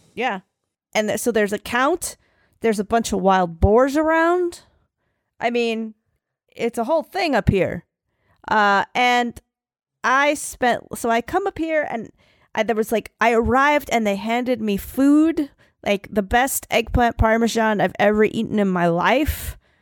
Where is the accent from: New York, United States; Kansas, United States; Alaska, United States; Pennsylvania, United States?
Pennsylvania, United States; Philadelphia; I'm from Philly. I say Italy, Italy.